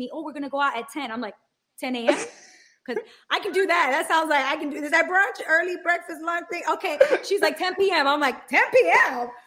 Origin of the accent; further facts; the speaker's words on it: New York City, New York, United States; me as a New Yorker